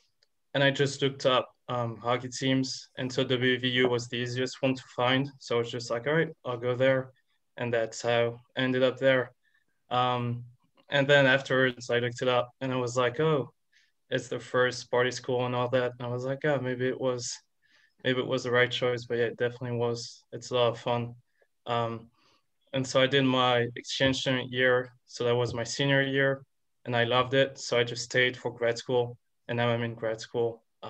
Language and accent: English; France; English is a second language; moved away as an adult; now in Morgantown, United States; So I'm from France. I've been playing hockey since I was 4. Played in France until sophomore year.